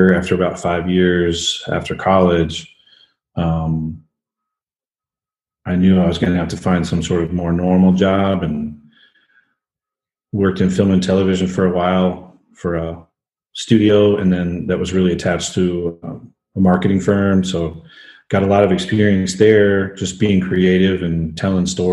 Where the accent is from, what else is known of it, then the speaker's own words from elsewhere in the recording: Tulsa, Oklahoma, United States; I'm originally from Tulsa, Oklahoma. Grew up a single mom scenario, pretty rough